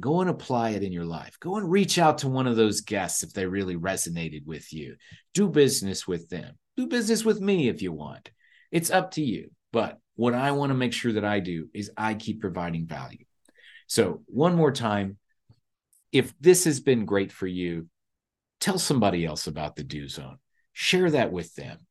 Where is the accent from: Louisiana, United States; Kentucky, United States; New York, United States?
Kentucky, United States; moved away; I am from Kentucky originally